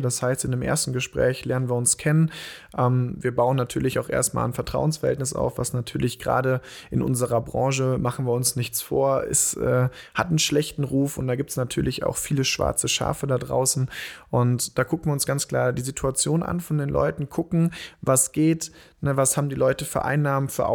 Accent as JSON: {"language": "German", "town": "Bonn", "region": "North Rhine-Westphalia", "country": "Germany", "said": "wir kommen ja hier aus Bonn, wohnen hier"}